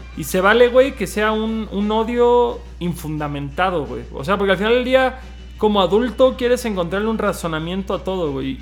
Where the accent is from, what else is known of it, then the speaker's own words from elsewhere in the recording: Cancún, Quintana Roo, Mexico; nosotros somos de Cancún